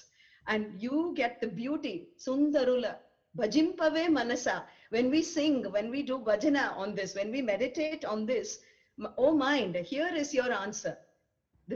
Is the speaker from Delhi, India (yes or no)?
no; Chennai, Tamil Nadu, India; I'm from Mylapore in Chennai.